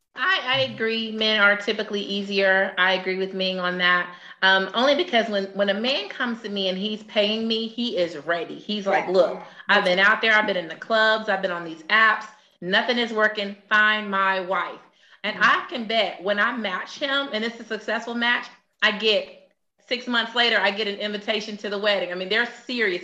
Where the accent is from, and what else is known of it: Atlanta, Georgia, United States; born or raised there